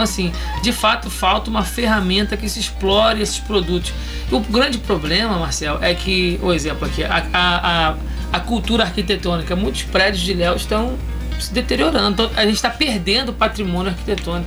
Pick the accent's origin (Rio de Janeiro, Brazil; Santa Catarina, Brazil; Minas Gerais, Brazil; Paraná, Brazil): Rio de Janeiro, Brazil; moved away as an adult; now in Ilhéus, Brazil; Natural do Rio de Janeiro.